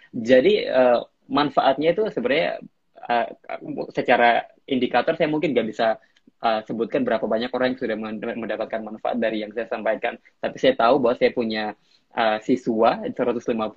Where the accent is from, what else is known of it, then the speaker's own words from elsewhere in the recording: Biak, Papua, Indonesia; moved away as an adult; now in United States; saya sempat ke kembali ke Indonesia kan saya dari US saya sempat balik lagi ke ke Biak